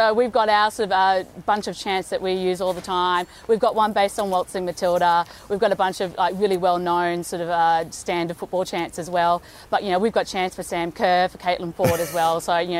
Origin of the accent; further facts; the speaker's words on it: Brisbane, Queensland, Australia; We are so excited to be here in Brisbane. It's my hometown